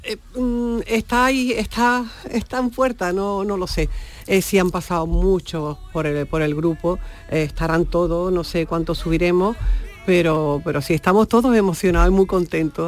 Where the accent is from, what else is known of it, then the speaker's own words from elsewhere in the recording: Andalusia, Spain; siendo andaluz